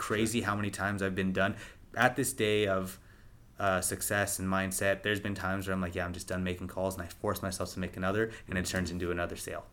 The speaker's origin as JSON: {"language": "English", "town": "Rockland", "country": "United States", "tie": "born or raised there", "also_born_or_lived": "Los Angeles", "moved": "yes", "said": "my hometown of Rockland"}